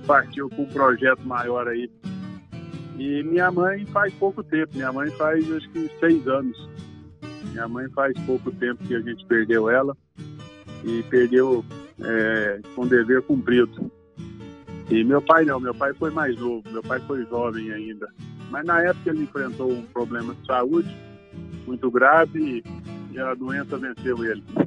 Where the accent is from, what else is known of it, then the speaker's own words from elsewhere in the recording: Rio Verde, Goiás, Brazil; Eu sou natural de Rio Verde. É, os meus pais e meus avós todos são de Rio Verde